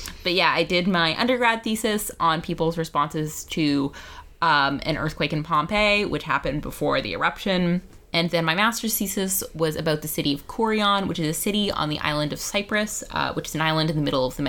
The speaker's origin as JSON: {"language": "English", "town": "Vancouver", "region": "British Columbia", "country": "Canada", "said": "I am from Vancouver, British Columbia, where I still live"}